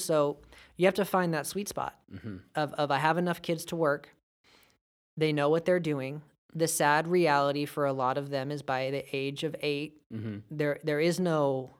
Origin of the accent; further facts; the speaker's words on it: California, United States; You know, we're American, and that reigns supreme. But we're also from California.